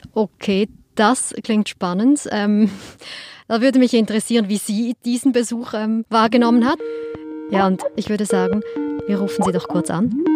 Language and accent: German; Switzerland; als Schweizerin